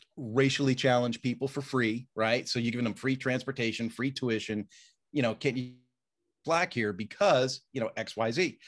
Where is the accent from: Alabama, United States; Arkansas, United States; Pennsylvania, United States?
Pennsylvania, United States; Roslyn; I grew up in a little town called Roslyn, Pennsylvania, which is part of Willow Grove, um, a, and so near Abington, so outside of Philadelphia